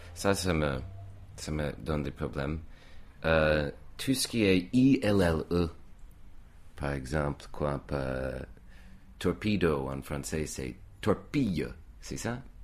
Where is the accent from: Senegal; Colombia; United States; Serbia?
United States; accent: American; French is a second language; moved away as an adult; now in France; mon accent était très américain comme il est aujourd'hui.